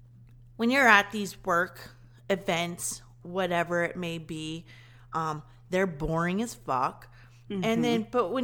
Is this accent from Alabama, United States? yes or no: no; Kentucky, United States; I'm from Kentucky.